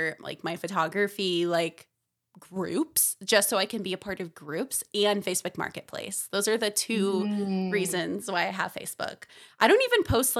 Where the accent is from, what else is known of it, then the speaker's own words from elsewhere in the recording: Florida, United States; I'm from Florida